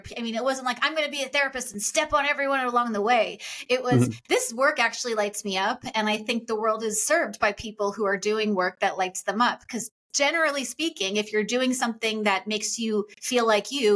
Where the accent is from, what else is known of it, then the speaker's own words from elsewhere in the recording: Long Island, New York, United States; I grew up on Long Island